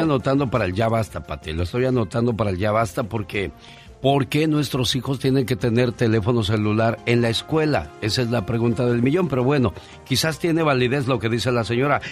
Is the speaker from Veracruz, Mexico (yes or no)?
yes; Veracruz, Mexico; moved away; un día salí de Veracruz pero Veracruz nunca salió de mí